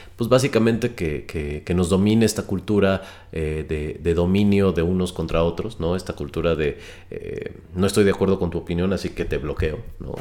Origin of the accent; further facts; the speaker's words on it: Mexico; la gran mayoría de los mexicanos no nos interesa